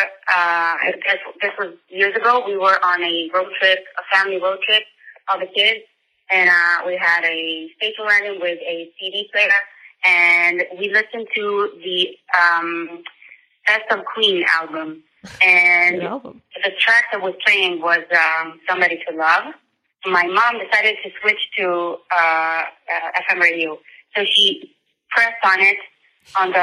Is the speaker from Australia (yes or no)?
no; Israel; I am from Israel